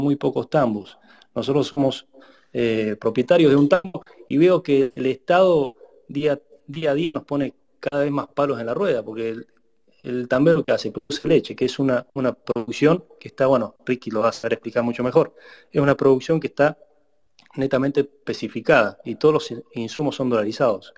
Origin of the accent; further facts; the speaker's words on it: Argentina; siempre mi pueblo fue eh, el epicentro de, la, parte tambera de nuestra provincia